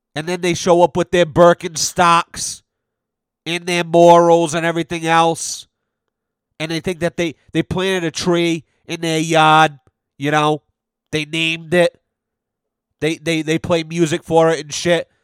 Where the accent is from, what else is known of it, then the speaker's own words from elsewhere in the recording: United States; I'm an American.